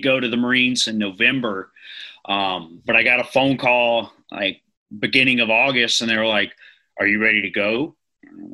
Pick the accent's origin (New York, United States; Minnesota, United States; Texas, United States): Texas, United States; Bryan; moved away as an adult; now in North Carolina, United States; I was born and raised in Bryan, Texas, which is right next to College Station.